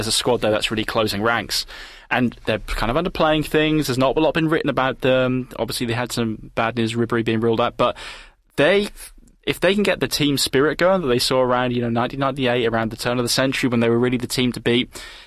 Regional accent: England, United Kingdom; an Englishman

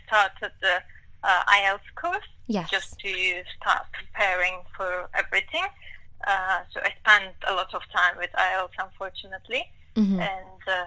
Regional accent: Turkey; English is a second language; moved away as an adult; now in London, United Kingdom; I'm from Turkey. I graduated from Turkey in a medical school, and I work in Turkey for 2 or 3 years

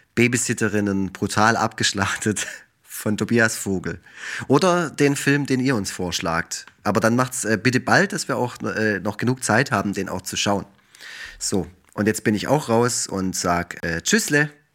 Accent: Black Forest, Baden-Württemberg, Germany; ich komme ja aus dem Schwarzwald

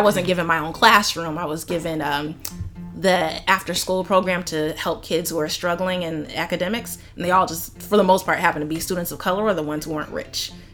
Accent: Sandy Springs, Georgia, United States; I grew up in Atlanta in Sandy Springs

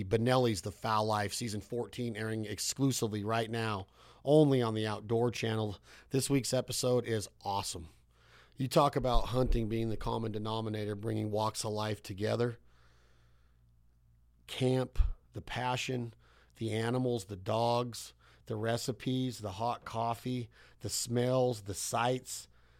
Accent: Nevada, United States; When I grew up in Nevada, we would drive down to the Bay Area.

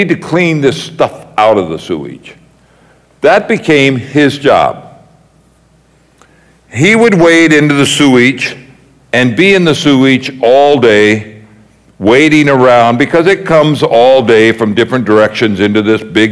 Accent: United States; being an American

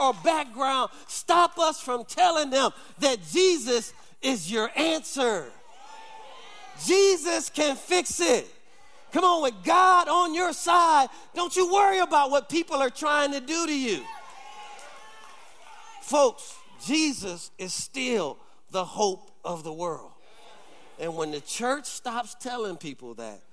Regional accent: Detroit, Michigan, United States; I grew up, if you know about Detroit, I grew up on Dexter and Davidson

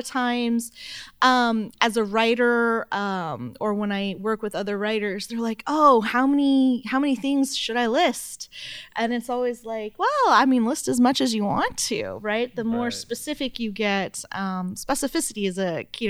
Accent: Arlington, Texas, United States; I am from Arlington, Texas, which is the home of the Dallas Cowboys Stadium

